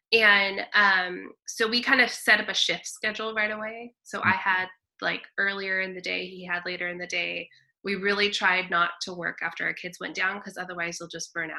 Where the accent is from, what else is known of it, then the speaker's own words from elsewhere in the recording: Dinuba, California, United States; also born or lived in San Luis Obispo, California / Fresno, California; I am from Dinuba, Kingsburg area. Oh, okay. I grew up on a farm. My dad was a farmer. So I grew up out there, went to country schools and went to high school in Reedley, and then left the valley